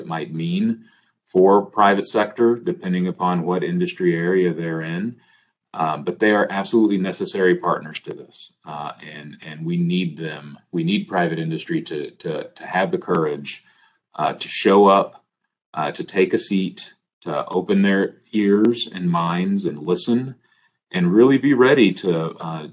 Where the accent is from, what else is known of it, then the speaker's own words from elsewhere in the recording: Houston, Texas, United States; I come from Houston. I advocated in Houston.